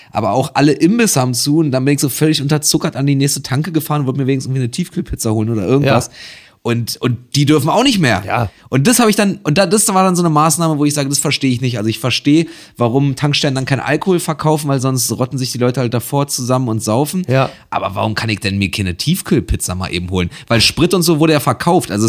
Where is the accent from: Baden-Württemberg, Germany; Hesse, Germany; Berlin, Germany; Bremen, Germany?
Berlin, Germany; ich bin äh, in Neukölln aufgewachsen, was Hotspot ist, und jetzt wohne ich in Kreuzberg.